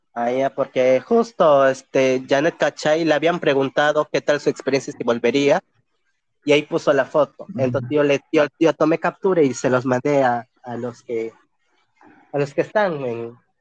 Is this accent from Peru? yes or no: yes; Pucallpa, Ucayali, Peru; yo soy de Apucalpa